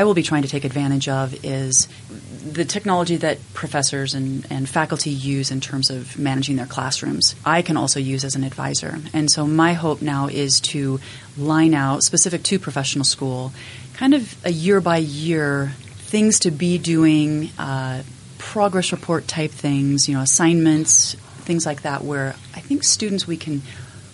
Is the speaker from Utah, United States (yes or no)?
yes; Logan, Utah, United States; I grew up in Logan